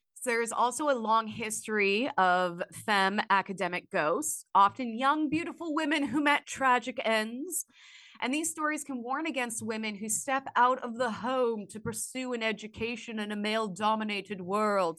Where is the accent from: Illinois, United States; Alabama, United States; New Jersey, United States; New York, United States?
Illinois, United States; I grew up in Illinois.